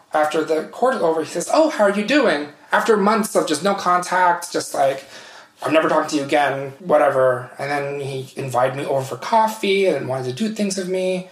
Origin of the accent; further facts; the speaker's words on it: United States; moved away as an adult; also born or lived in Vietnam / Sweden; now in Switzerland; my hometown is near Washington D.C.